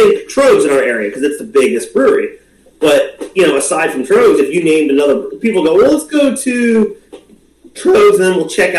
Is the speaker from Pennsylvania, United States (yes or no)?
yes; Pottsville, Pennsylvania, United States; I grew up in Pottsville, actually.